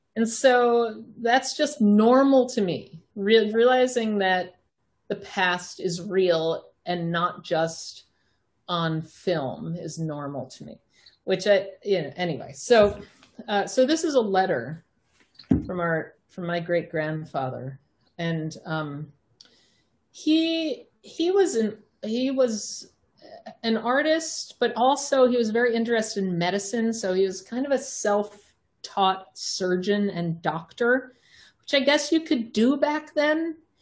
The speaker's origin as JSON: {"language": "English", "area": "Long Island", "region": "New York", "country": "United States", "tie": "born or raised there", "said": "I grew up on Long Island myself"}